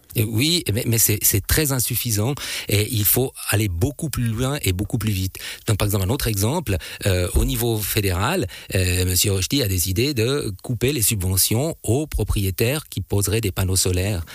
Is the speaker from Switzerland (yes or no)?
yes; Switzerland; chez nous en Suisse